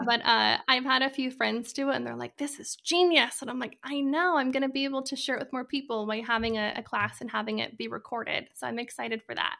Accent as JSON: {"language": "English", "region": "Idaho", "country": "United States", "moved": "as an adult", "lives_now": "Arizona, United States", "said": "I am originally from Idaho, and, uh, I actually moved to Arizona about a year ago"}